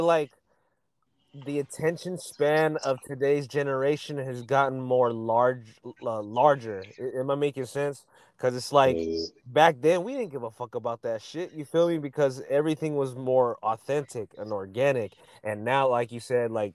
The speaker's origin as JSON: {"language": "English", "town": "Pittsburg", "region": "California", "country": "United States", "said": "I'm from the Bay. I'm from the East Bay, Pittsburgh, California"}